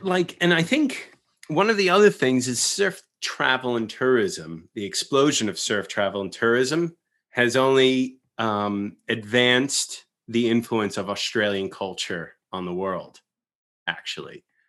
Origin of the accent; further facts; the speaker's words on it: United States; It's me being very American and dramatic about it.